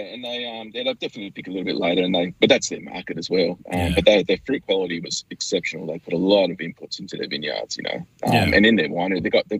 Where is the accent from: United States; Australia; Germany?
Australia; Burnie, Tasmania; I grew up in Burnie, which is definitely not a wine country. It's sort of a bit of an industrial town, which is sort of turning into a tourism town there.